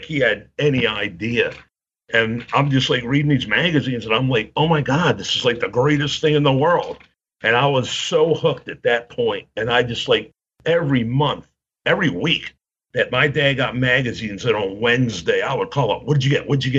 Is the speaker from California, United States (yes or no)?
no; Baltimore, Maryland, United States; born or raised there